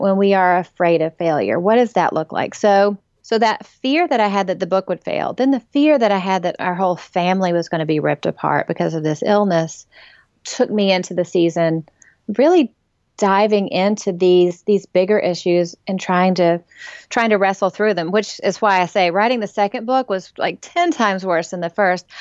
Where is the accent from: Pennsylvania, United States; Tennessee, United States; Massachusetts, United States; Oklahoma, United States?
Tennessee, United States; East; moved away as an adult; also born or lived in Memphis / New England / South Florida; now in Nashville area, United States; for all the girls growing up in East Tennessee